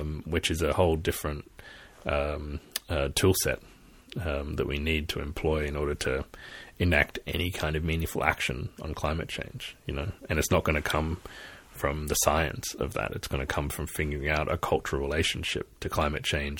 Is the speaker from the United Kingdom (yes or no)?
no; Australia; moved away; I'm Australian originally, and from here I seeing my country burn